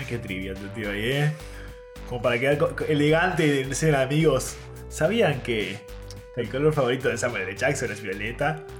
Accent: Uruguay

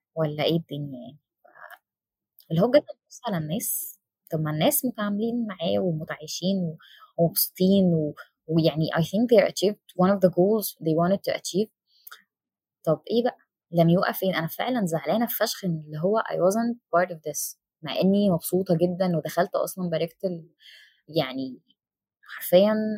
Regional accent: Damanhur, Beheira, Egypt; انا من دمنهور

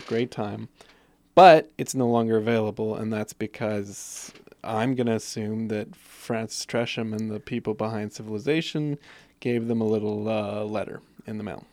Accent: Guelph, Ontario, Canada; I was from Guelph, Ontario

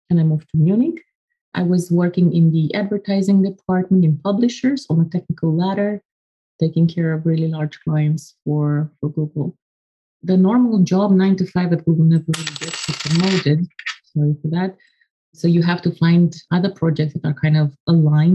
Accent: Romania; I come from Romania. I was born in 83 and to a family of nerds.

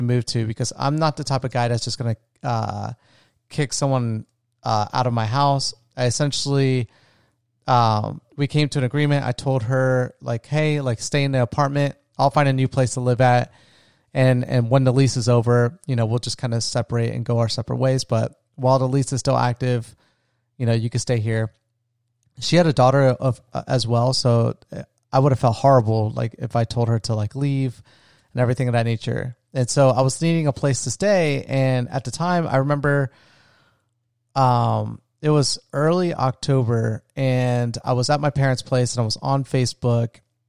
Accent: Florida, United States; me and my best friend, we grew up together in my small retirement town where I grew up in Florida.

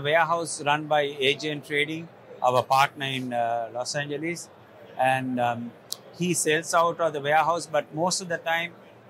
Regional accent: Sri Lanka; So I'm from Sri Lanka.

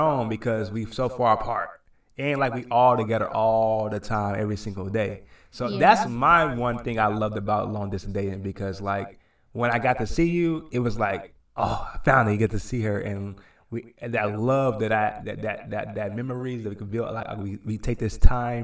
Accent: Los Angeles, California, United States; moved away as an adult; now in Delaware, United States; I'm from LA, so a big city like me.

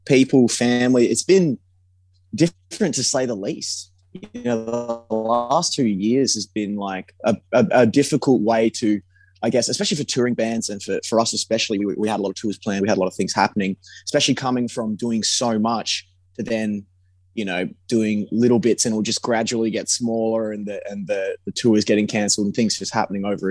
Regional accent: Perth, Western Australia, Australia; about home, you know, about growing up in Perth

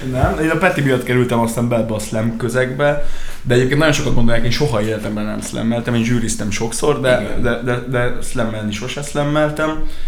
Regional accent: Ják, Vas, Hungary; also born or lived in Szombathely

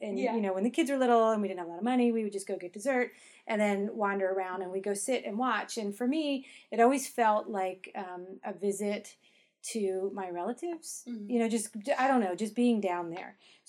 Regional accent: northeast of Baltimore, Maryland, United States; I'm from Maryland. I'm from actually northeast of Baltimore

